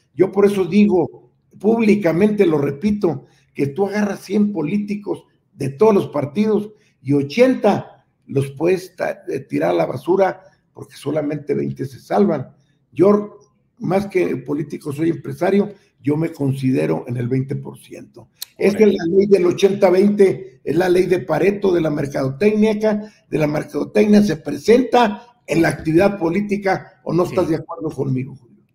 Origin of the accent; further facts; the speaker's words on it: Nueva Rosita, Coahuila, Mexico; also born or lived in Monterrey; nos manejamos desde allá de Nueva Rosita a México